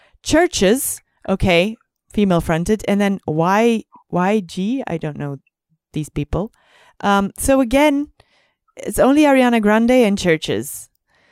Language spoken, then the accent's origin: English; Belgium; I'm used to festivals with like 12 stages because I'm from Belgium